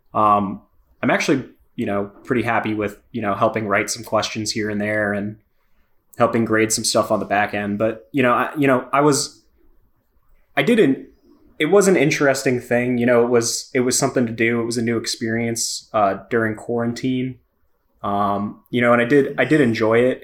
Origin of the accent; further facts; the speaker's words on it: Miami, Florida, United States; moved away as an adult; I'm from Miami, moved up here a few years ago